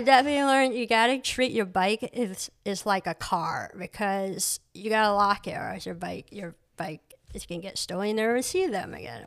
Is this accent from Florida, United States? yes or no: no; Surry, Maine, United States; also born or lived in Cambodia / Boston; I grew up in Surrey, Maine.